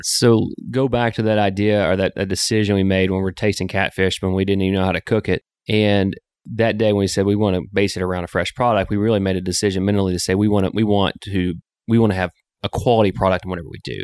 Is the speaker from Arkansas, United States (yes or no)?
yes; Sling County, Arkansas, United States; also born or lived in Dallas, Texas; now in Northwest Arkansas, United States; we grew up in Sling County, what I call the s, iconic southern farm